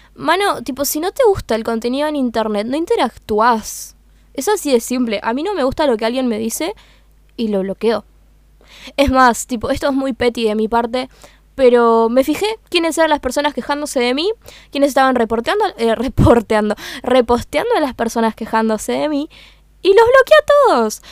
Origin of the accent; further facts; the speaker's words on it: Uruguay; accent: Uruguayan (English); mi inglés es uruguayo.